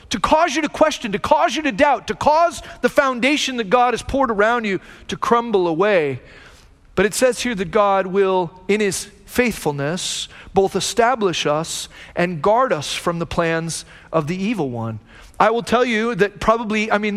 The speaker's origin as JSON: {"language": "English", "country": "United States", "said": "I'm an American"}